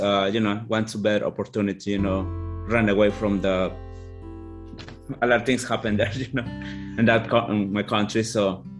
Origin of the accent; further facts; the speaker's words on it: Guatemala; English is a second language; moved away as an adult; also born or lived in Eastern Shore, Maryland; now in Maryland, United States; I'm from Guatemala, and I've been from 2003, it's like 19 years, something like that.